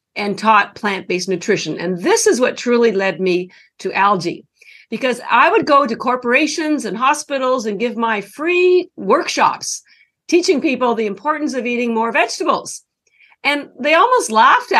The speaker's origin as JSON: {"language": "English", "country": "Canada", "tie": "born or raised there", "moved": "as an adult", "lives_now": "Boston, United States", "said": "I'm actually Canadian. I've lived in Boston for over 30 years. And I only mentioned the Canadian piece because that's where all my schooling was done."}